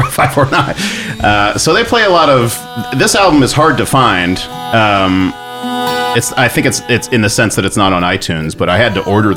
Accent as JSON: {"language": "English", "town": "San Antonio", "region": "Texas", "country": "United States", "tie": "born or raised there", "said": "I grew up in San Antonio"}